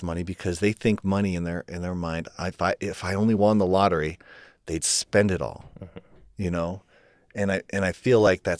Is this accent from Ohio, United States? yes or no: yes; Ohio, United States; her parents bought this house for us and that we grew up in Ohio.